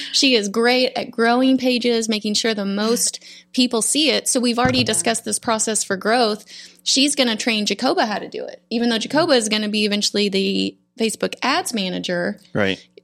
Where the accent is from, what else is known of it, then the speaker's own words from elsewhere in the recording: Borger, Texas, United States; Yeah, I was born in Florida, but grew up in the Panhandle, way up in the.